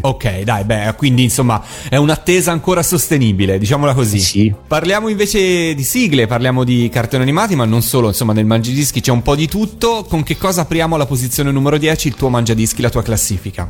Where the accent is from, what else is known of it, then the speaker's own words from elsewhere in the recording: Florence, Tuscany, Italy; io sono di Firenze